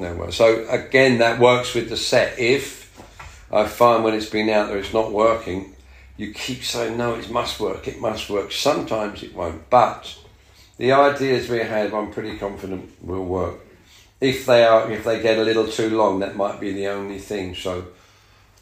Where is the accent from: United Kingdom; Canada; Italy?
United Kingdom; London; being English and London